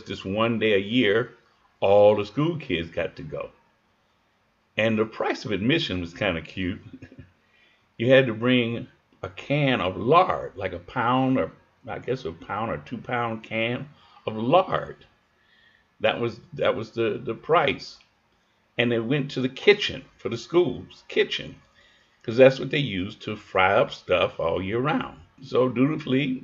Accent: Chicago, Illinois, United States; also born or lived in Kentucky; I was born and raised in Chicago

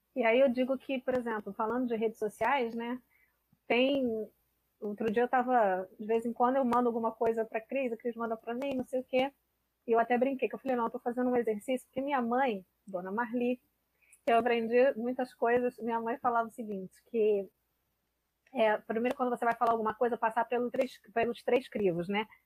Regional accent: Rio de Janeiro, Brazil; sou carioca

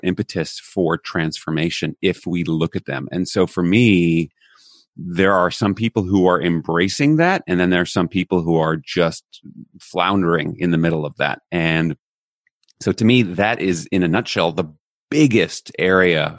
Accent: United States; moved away as an adult; now in Netherlands; I'm American by birth. I actually live in Europe right now. I'm in the Netherlands while we're recording this.

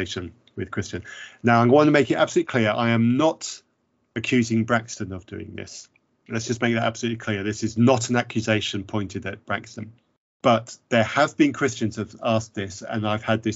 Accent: Zambia; growing up in Zambia

